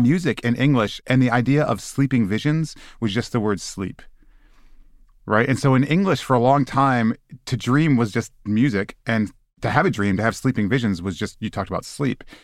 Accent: Michigan, United States; I grew up in Michigan

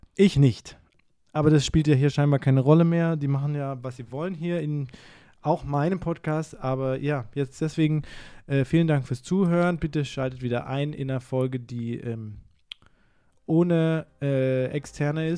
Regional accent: Karlsruhe, Baden-Württemberg, Germany; ich komme aus Karlsruhe

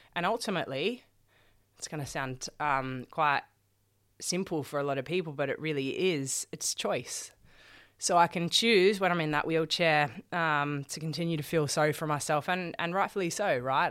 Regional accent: Sydney, New South Wales, Australia; we're, we're here in Melbourne. I'm from Sydney

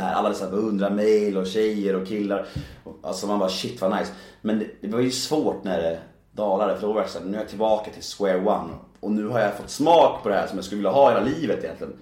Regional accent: Värmdö, Stockholm County, Sweden; Jag växte upp på Värmdö

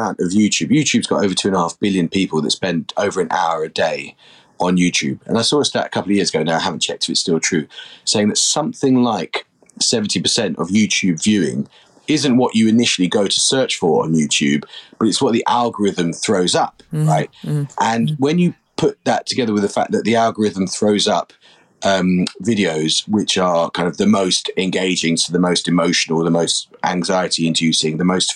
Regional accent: London, United Kingdom; I grew up in London to part of an amazing family

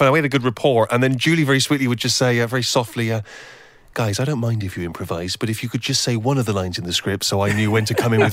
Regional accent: England, United Kingdom; and I think I thought, well, what is what am I? I'm an English writer

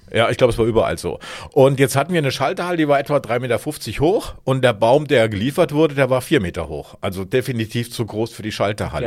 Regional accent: Hesse, Germany; ich komme aus Hessen

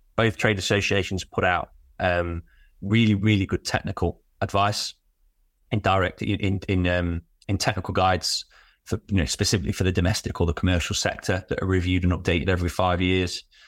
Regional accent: Derby, East Midlands, United Kingdom; I'm from Derby, so East Midlands

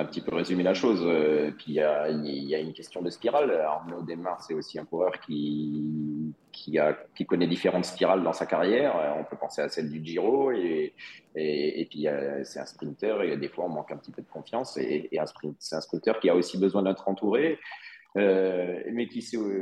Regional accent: Vendée, Pays de la Loire, France; ma région, la Vendée

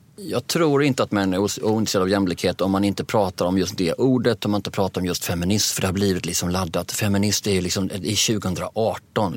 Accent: Sweden

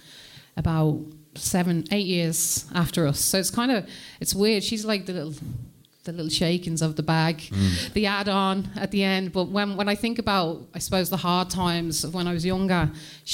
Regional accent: Coventry, West Midlands, United Kingdom; also born or lived in Birmingham; I was born in England, in the Midlands, Coventry

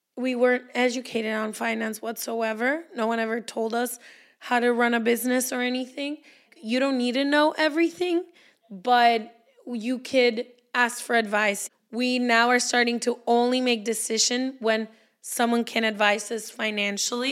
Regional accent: Guadalajara, Jalisco, Mexico; I'm also Mexican. I was born in Guadalajara, same town as Leti

